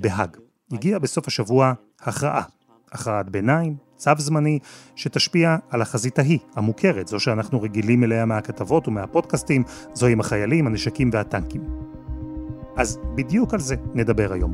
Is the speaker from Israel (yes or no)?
yes; Israel